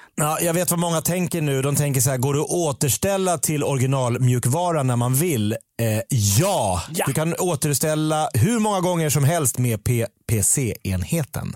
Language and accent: Swedish; Sweden; Jag är svensk